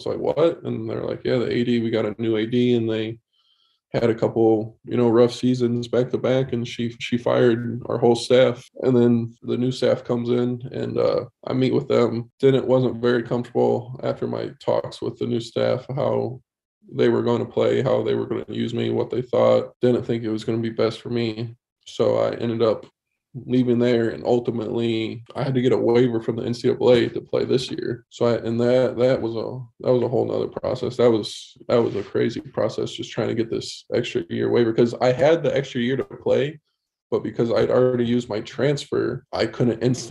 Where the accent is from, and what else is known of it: Michigan, United States; born or raised there